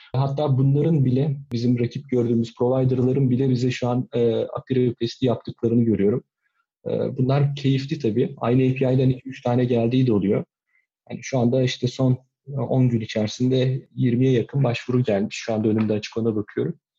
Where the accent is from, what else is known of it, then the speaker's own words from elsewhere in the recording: İzmir, Turkey; moved away as an adult; also born or lived in Nazilli, Aydın / Istanbul; now in Kuşadası, Turkey; Aydın Nazilli'de doğdum, İzmir'de büyüdüm.